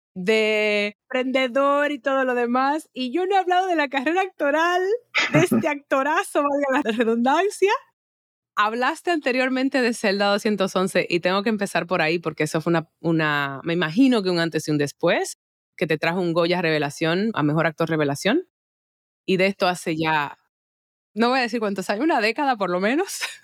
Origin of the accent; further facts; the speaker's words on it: Dominican Republic; acá en mi país